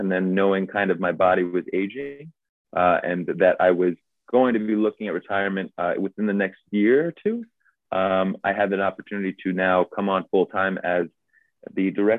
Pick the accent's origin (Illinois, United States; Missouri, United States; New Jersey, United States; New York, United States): New Jersey, United States; I grew up in New Jersey.